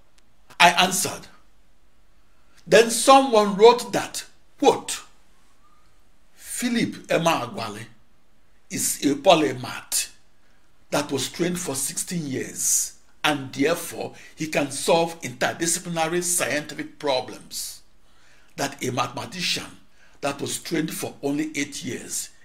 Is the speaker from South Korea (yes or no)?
no; Onitsha, Anambra, Nigeria; moved away; my hometown of Onitsha, Nigeria